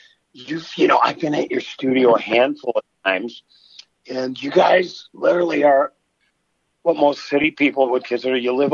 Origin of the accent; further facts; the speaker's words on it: Virginia, Minnesota, United States; even though we grew up, you know, in towns 3 miles away from each other, you and Evelyn, me in Virginia, Minnesota